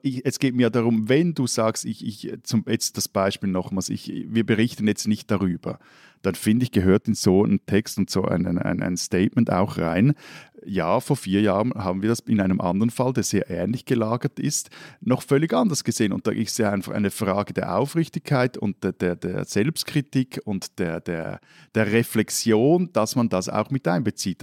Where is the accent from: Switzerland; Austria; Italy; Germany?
Switzerland; bei uns in der Schweiz